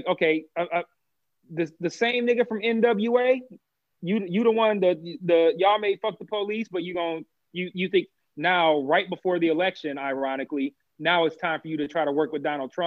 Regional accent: United States; even though I'm American

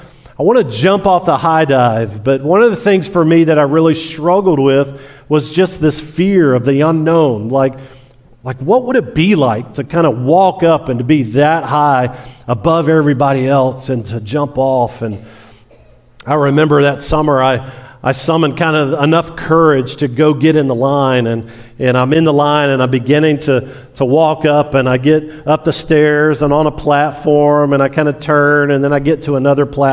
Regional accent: Tampa, Florida, United States; I was born in Tampa and lived a long time in Florida

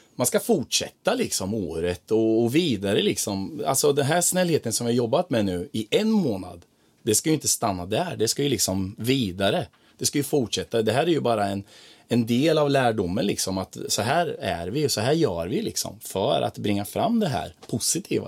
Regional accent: Croatia; now in Sweden; nere i mitt hemland i Kroatien där jag är ifrån där hälsar alla på varandra

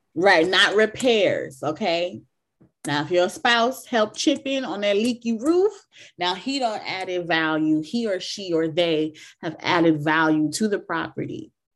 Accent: Jamaica; I'm like Jamaican, but I come from a different generation

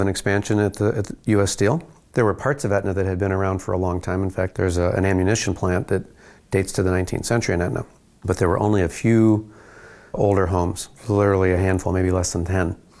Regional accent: Gary, Indiana, United States; I'm from Gary. Gary, Indiana? Yeah, Gary, Indiana

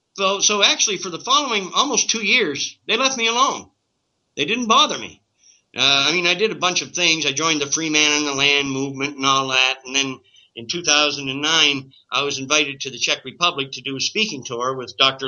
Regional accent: Canada; as a Canadian

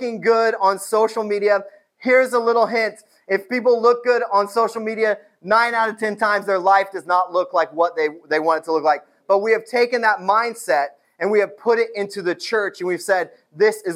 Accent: New Castle, Indiana, United States; moved away; my hometown

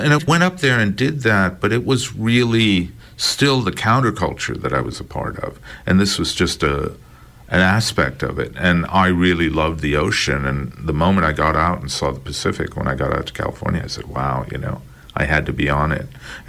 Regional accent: India; I didn't feel uncomfortable racially or anything, but being an Indian, somehow I wound up fitting in.

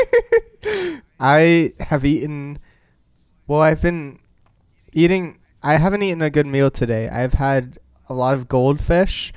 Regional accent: Portland, Oregon, United States; my hometown team

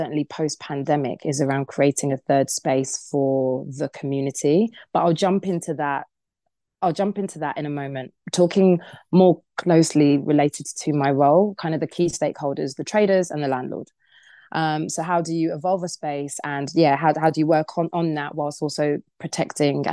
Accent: Crawley, South East England, United Kingdom; I grew up in Crawley.

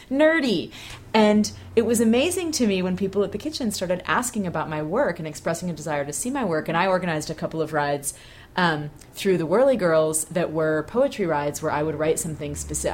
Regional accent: Bay Area, California, United States; moved away; growing up in the Bay Area

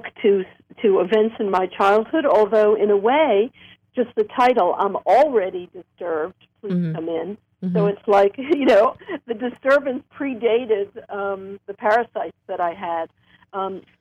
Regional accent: New York City, New York, United States; I grew up in Coney Island, actually, New York.

